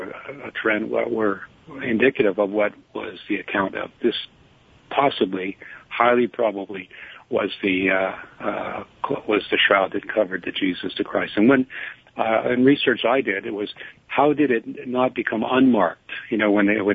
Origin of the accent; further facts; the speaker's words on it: Canada; I'm a Canadian